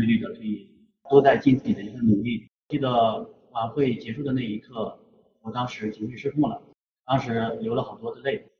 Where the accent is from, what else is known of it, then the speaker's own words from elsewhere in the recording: Xiaoyi, Shanxi, China; 我的家乡在山西邵阳，我的家乡是一个资源枯竭型城市